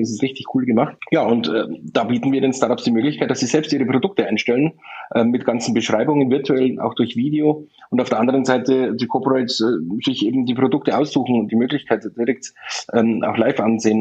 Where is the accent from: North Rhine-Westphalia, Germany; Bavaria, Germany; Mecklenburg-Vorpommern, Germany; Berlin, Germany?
Bavaria, Germany; Landshut; ich komme aus Niederbayern, in der Nähe von München, im Landshut